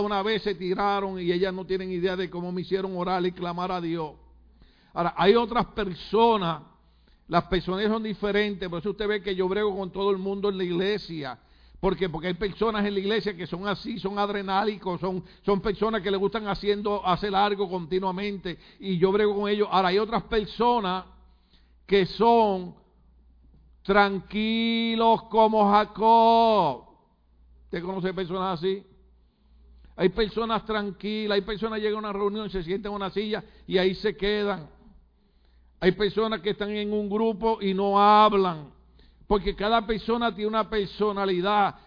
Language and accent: Spanish; Puerto Rico; moved away; en Puerto Rico usamos expresiones malas, hablamos mal, aunque ustedes hablan más malo que nosotros